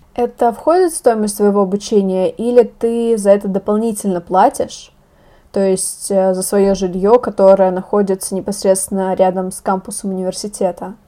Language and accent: Russian; Russia; я из России